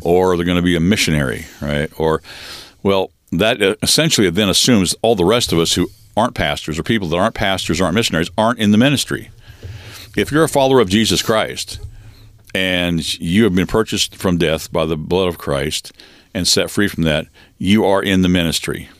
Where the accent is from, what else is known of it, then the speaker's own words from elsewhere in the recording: Western Washington State, United States; I was born and raised in Western Washington State in a logging home and family and community